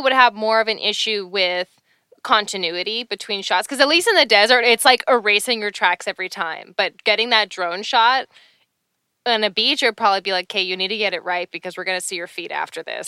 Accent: Canada; I'm Canadian

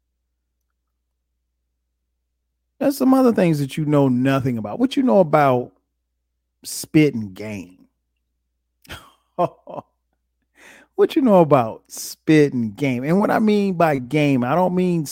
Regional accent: the South, United States; also born or lived in South Carolina; I grew up in the South.

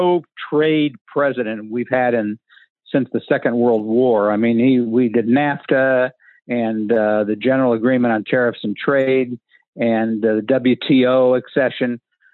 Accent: Wichita, Kansas, United States; I'm from Wichita, Kansas. I grew up there. My family's from there.

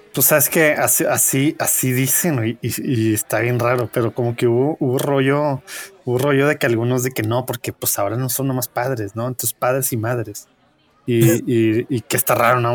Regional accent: Mexico; nosotros pues siendo mexicanos

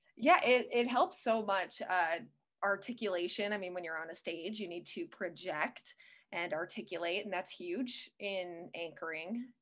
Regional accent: Western Wisconsin, United States; also born or lived in Connecticut; I grew up in Western Wisconsin, so I know the area

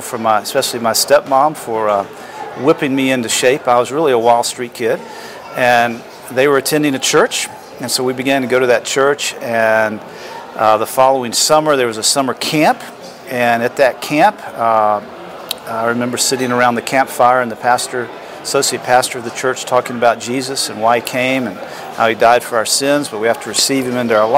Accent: Atlanta, Georgia, United States; also born or lived in Florida; I was born in Atlanta, Georgia

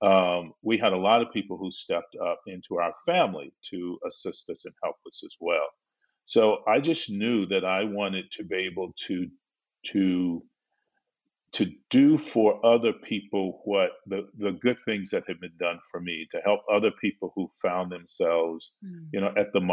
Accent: Belmont, United States; my little Black village, when I grew up in Belmont

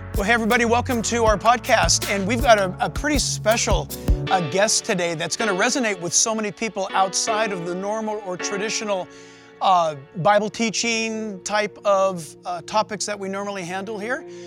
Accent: San Diego, California, United States; moved away; also born or lived in Orange County, California; I was born in San Diego and migrated this far north to Orange County area.

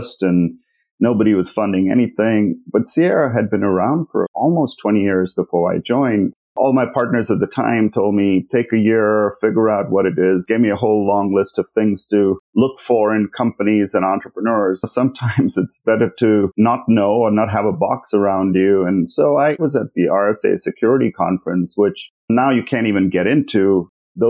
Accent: Mumbai, Maharashtra, India; moved away as an adult; also born or lived in Manipal, India / Berkeley, United States; now in Silicon Valley, United States; I grew up in Bombay

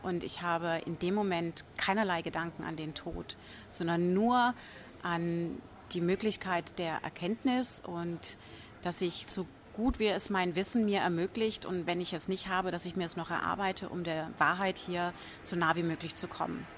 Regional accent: Franconia, Bavaria, Germany; ich komme aus Franken

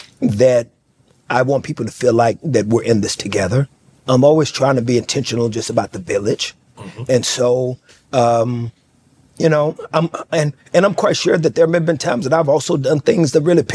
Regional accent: Fort Worth, Texas, United States; You know, there was a liquor store around the corner.

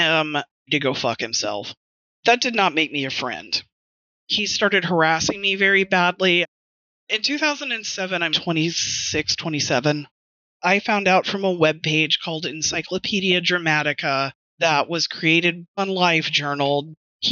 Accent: West Texas, United States; moved away; also born or lived in Houston; I'm from West Texas originally

